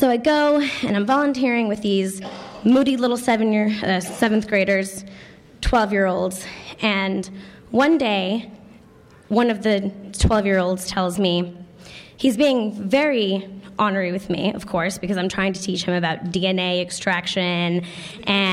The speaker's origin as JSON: {"language": "English", "region": "Connecticut", "country": "United States", "tie": "born or raised there", "moved": "as an adult", "lives_now": "Philadelphia, United States", "said": "I grew up in Connecticut"}